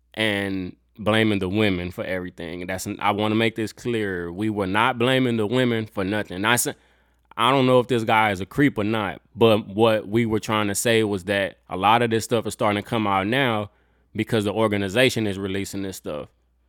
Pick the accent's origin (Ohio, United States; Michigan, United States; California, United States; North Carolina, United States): Ohio, United States; Cleveland; I'm from Cleveland, Ohio.